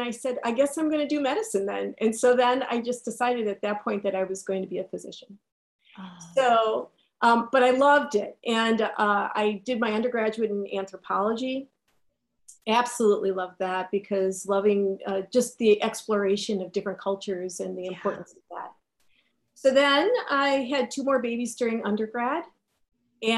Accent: Milwaukee, Wisconsin, United States; I was born and raised in Milwaukee, Wisconsin

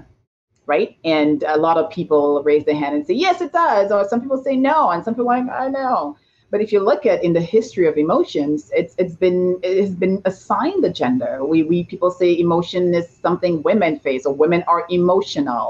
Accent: St. Lucia; now in Toronto, Canada; I was born and raised in St. Lucia in a tiny village called Bas Labowee

